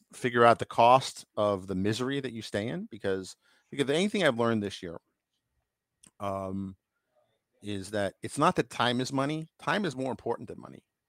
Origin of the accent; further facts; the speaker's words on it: New York, United States; I grew up in New York